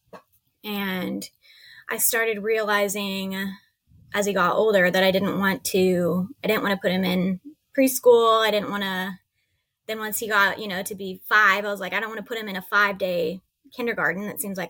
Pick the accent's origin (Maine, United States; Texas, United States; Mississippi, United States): Texas, United States; East; moved away as an adult; I'm from East Texas